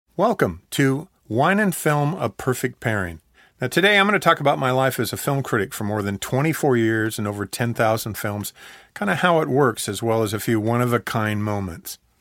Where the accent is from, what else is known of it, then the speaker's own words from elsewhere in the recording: Oregon, United States; moved away; also born or lived in Southern California; I grew up watching movies in Oregon